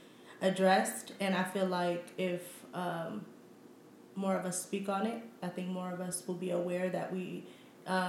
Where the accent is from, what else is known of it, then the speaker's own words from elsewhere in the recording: United States; I am African, but I was born in America, raised in America